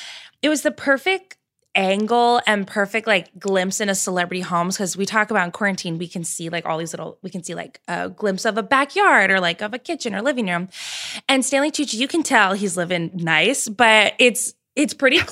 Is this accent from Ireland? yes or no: yes; Ireland; As an Irish woman